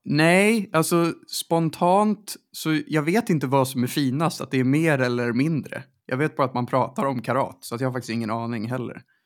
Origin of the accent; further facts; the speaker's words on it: Stockholm, Stockholm County, Sweden; där jag växte upp, alltså runt Sankt Eriksplan